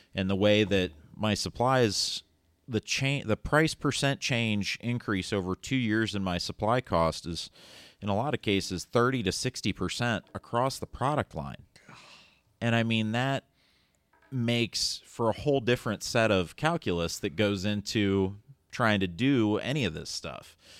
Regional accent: Lisbon, Ohio, United States; growing up in Lisbon, Ohio

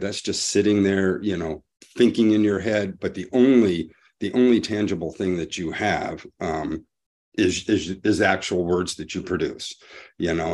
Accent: Montana, United States; I'm from Montana, but right now I'm visiting, um, my son in Savannah

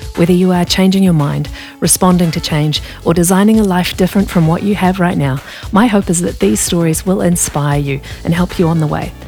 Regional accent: New Zealand; moved away; I come from New Zealand, where we don't have, uh, American football

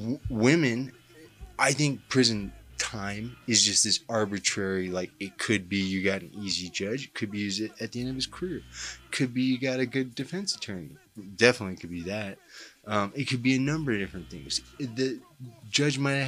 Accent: Denver, Colorado, United States; I'm a writer from Denver, Colorado, who's done a little prison time

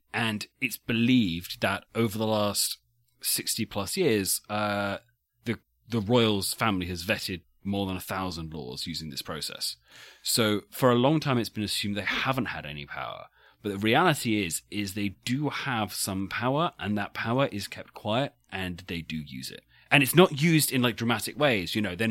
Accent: United Kingdom; I'm just being British here.

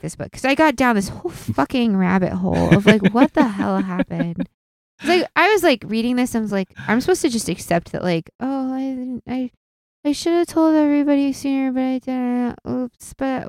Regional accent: Midwest, United States; We are from the Midwest. There's not a lot of sailing clubs.

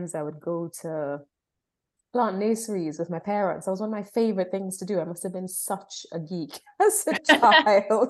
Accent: Trinidad & Tobago; moved away as an adult; now in Somerset, United Kingdom; I was born and brought up in Trinidad and Tobago in the Caribbean and lived there until I was 19

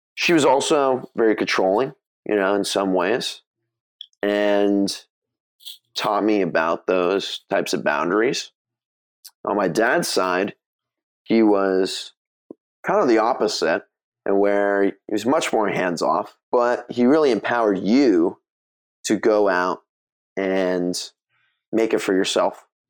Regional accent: Mill Valley, California, United States; now in Santa Monica, United States; I grew up in Mill Valley, so it's a small town just north of San Francisco

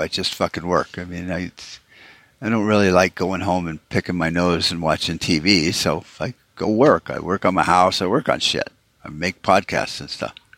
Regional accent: United States

